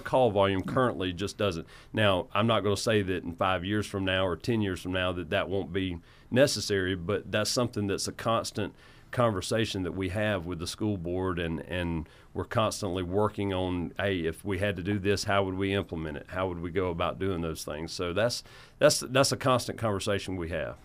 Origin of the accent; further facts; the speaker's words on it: United States; I'm from Oconee County. My family has, uh, lived in Oconee County for nearly nine generations now.